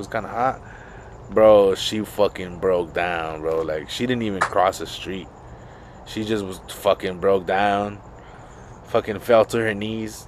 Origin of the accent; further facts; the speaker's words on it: Los Angeles, California, United States; I grew up in Boyle Heights, small little community